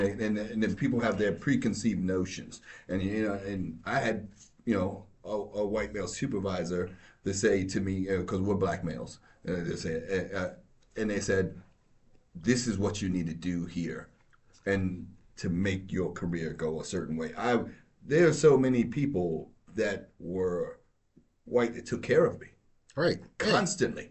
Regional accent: New York, United States; I grew up in New York, but I, uh, my family's from North Carolina and my father's from Georgia

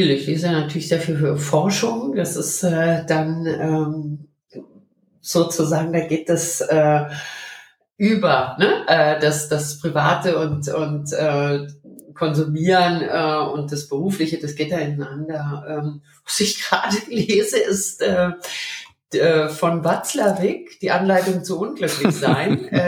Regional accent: Berlin, Germany; Ich bin in Berlin aufgewachsen und äh, dieser Mauerfall, der bringt es eigentlich sehr, sehr gut äh, auf den Punkt.

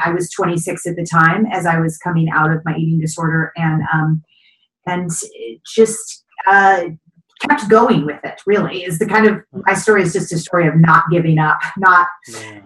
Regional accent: Kentucky, United States; I grew up in Kentucky

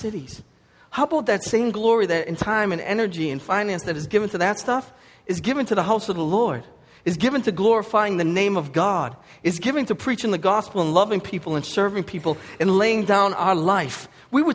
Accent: Boston, Massachusetts, United States; accent: Boston; also born or lived in Lynn, Massachusetts; my Boston accent

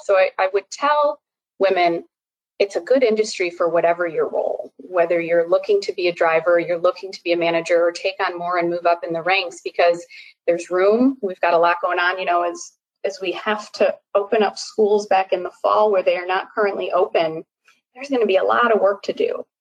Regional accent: Chicago, Illinois, United States; moved away as an adult; also born or lived in Boston / Durham; I moved from Boston back to Chicago, outside of Chicago, where I live now, which is where I grew up

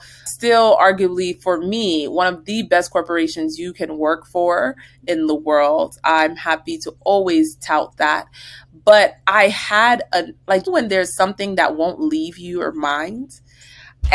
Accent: New Jersey, United States; moved away as an adult; also born or lived in Virginia; we're from New Jersey

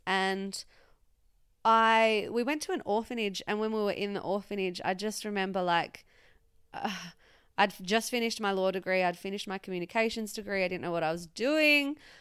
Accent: Western Australia, Australia; moved away; it all started, I guess, in a small country town in, uh, Western Australia

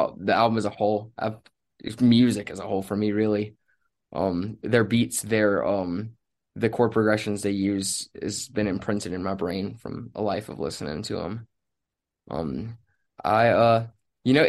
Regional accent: Rocky Point, North Carolina, United States; I grew up in Wilmington, North Carolina, or Rocky Point, like right outside of it

